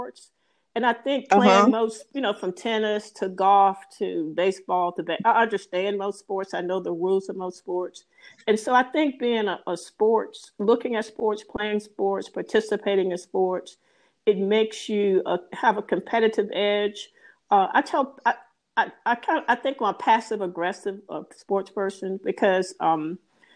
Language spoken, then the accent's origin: English; Danville, Virginia, United States; also born or lived in DC, Maryland, Virginia area; now in DC area, United States; a little girl growing up in Danville